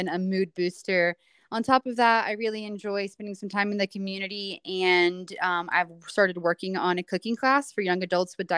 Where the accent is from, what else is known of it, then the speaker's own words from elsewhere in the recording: Wilmington, North Carolina, United States; moved away as an adult; now in Boone, United States; I'm originally from Wilmington, North Carolina, or just outside, so the coast of North Carolina